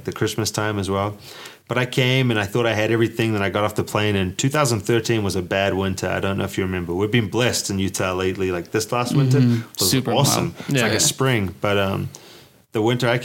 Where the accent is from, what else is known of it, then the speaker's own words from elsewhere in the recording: New Zealand; moved away as an adult; growing up in New Zealand